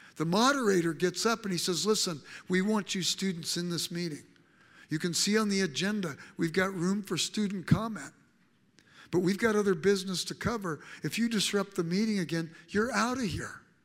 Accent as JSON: {"language": "English", "town": "Los Angeles", "region": "California", "country": "United States", "tie": "born or raised there", "said": "I grew up in South Central Los Angeles"}